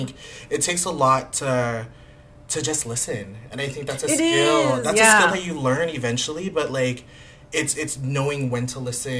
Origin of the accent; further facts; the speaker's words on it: National City, California, United States; I grew up in National City